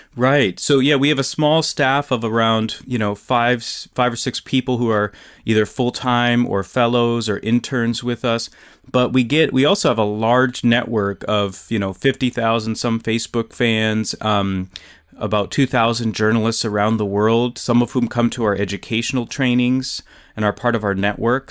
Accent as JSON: {"language": "English", "region": "South Dakota", "country": "United States", "tie": "born or raised there", "moved": "yes", "said": "I grew up in South Dakota"}